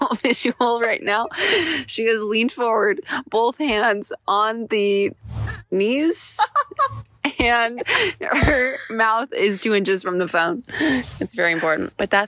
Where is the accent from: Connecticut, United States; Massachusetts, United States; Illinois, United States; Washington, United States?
Washington, United States; But do you notice that we have an accent? I've always wondered. Like, because we're from Washington. Yeah. Like, do we have an accent?